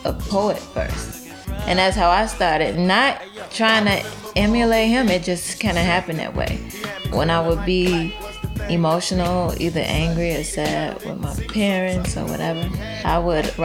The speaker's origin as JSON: {"language": "English", "town": "Chicago", "region": "Illinois", "country": "United States", "tie": "born or raised there", "said": "I'm born and raised in Chicago."}